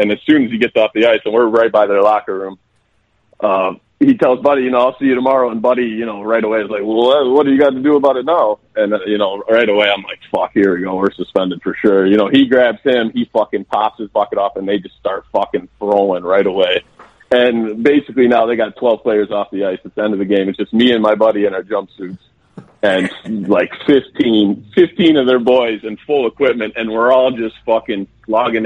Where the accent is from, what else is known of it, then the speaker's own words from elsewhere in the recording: Pontiac, Michigan, United States; also born or lived in Bay City, Michigan; born and raised in Pontiac, Michigan.